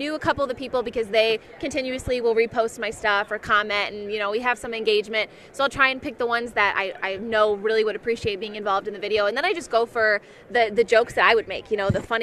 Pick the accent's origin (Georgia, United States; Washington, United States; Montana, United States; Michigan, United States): Michigan, United States; I grew up in Michigan